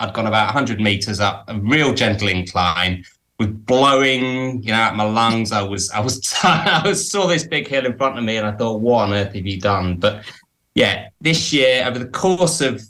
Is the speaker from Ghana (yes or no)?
no; Cambridge, East of England, United Kingdom; moved away as an adult; now in Preston, United Kingdom; I was brought up in Cambridge, but I moved to the northwest of England about 20 years ago. So I live near a town called Preston